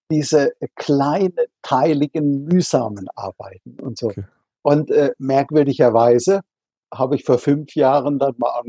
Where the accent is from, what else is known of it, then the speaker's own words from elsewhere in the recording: Rhineland-Palatinate, Germany; Also ich bin in der Südpfalz an der Weinstraße aufgewachsen. Also äh, einem Landstrich, was andere gerne als das Paradies bezeichnen